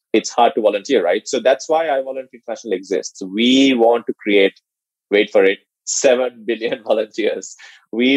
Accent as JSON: {"language": "English", "country": "Sri Lanka", "tie": "born or raised there", "moved": "as an adult", "lives_now": "United States", "said": "I was born and raised in Sri Lanka"}